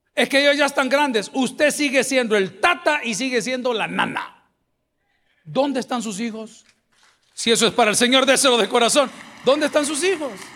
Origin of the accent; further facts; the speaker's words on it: El Salvador; los parques de nuestra capital, que están muy bonitos, El Salvador del mundo, el centro de San Salvador